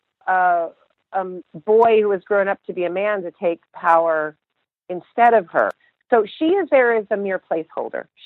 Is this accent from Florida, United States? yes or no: no; Texas, United States; I grew up in Texas